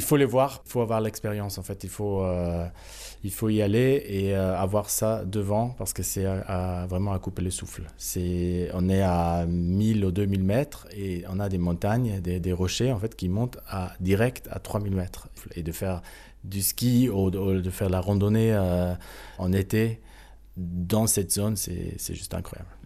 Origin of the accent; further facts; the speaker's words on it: Sterzing, Trentino-Alto Adige, Italy; first language German; French is a second language; moved away as an adult; now in Paris, France; je suis né à Sterzing en allemand.